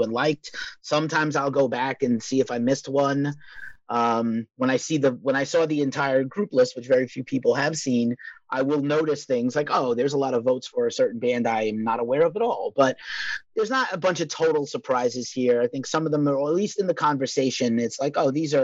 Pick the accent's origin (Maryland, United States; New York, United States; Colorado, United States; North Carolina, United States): New York, United States; New York City; I'm from New York City